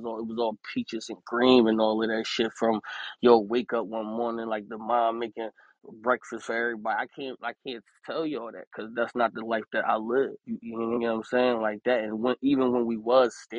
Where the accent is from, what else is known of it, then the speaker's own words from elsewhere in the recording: Philadelphia, Pennsylvania, United States; I'm from Philadelphia, PA.